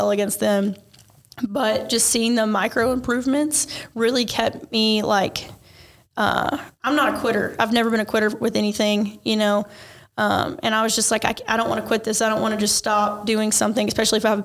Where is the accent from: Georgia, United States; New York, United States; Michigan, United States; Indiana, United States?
Georgia, United States; Ringgold; I grew up around here in North Georgia, Chattanooga area. I went to Ringgold High School.